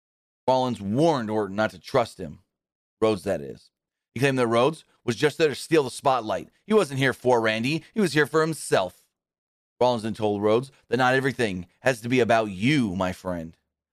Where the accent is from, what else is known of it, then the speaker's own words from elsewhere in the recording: Knoxville, Tennessee, United States; born there; I was born right here in Knoxville, Tennessee.